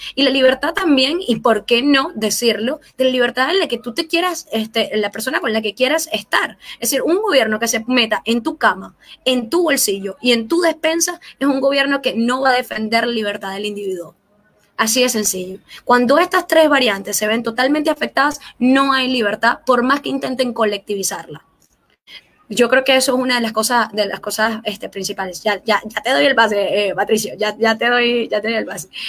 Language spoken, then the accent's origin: Spanish; Venezuela; now in Chile; como venezolano